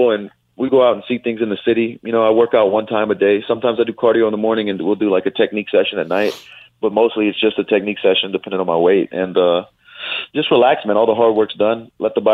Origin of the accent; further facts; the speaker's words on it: Louisiana, United States; I'm from Louisiana